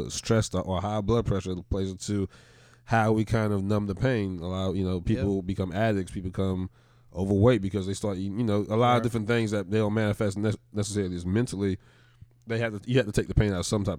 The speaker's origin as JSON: {"language": "English", "area": "the Bible Belt", "region": "the South", "country": "United States", "said": "we're all from the Bible Belt"}